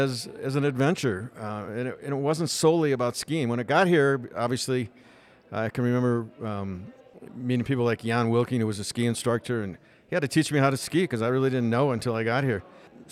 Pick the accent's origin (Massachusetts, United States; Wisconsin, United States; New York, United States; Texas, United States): Wisconsin, United States; Milwaukee; moved away as an adult; now in Park City, United States; I came here as a 21-year-old, actually hitchhiked here from Milwaukee after I graduated from Marquette University.